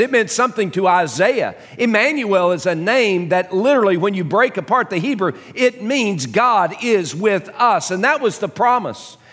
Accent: Dallas, Texas, United States; growing up in Dallas, um, a, as a young kid

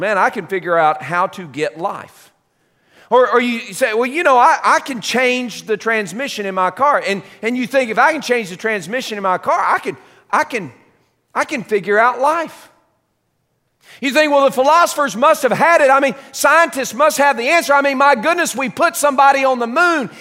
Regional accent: United States; being born here and being raised here

